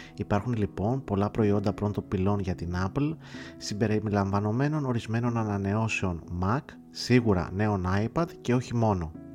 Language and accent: Greek; Greece; ως Έλληνας